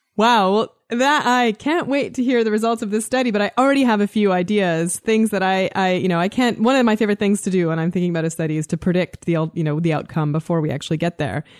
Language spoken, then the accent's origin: English; Canada; I am Canadian.